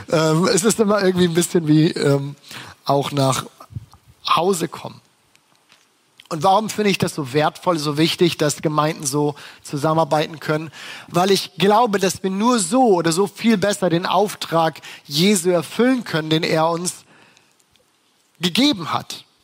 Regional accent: Bremen, Germany; Ich bin Bremer, ich bin aufgewachsen in Bremen

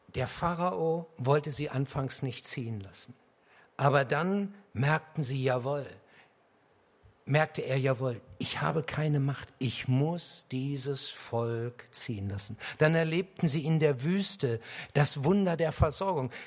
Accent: Harz, Lower Saxony, Germany; ich komme aus dem Harz. Und der Harz war jahrhundertelang eine Bergbaugegend. Selbst in dem kleinen Dorf, aus dem ich komme

